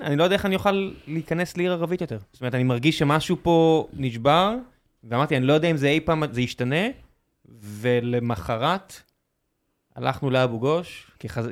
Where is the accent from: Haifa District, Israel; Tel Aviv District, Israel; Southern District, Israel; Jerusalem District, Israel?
Southern District, Israel; Beersheba; אני כבאר שבעי